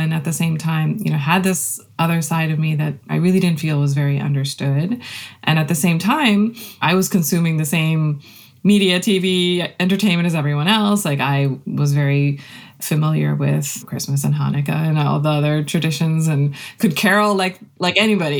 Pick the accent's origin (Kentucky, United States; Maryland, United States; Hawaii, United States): Maryland, United States; Rockville; I was born and raised here in Maryland and grew up in the same neighborhood, the same house for my entire childhood and young adulthood.